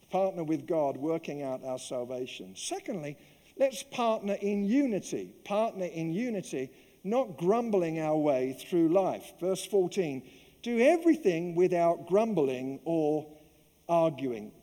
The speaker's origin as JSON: {"language": "English", "region": "London", "country": "United Kingdom", "tie": "born or raised there", "moved": "yes", "said": "growing up in the East End of London"}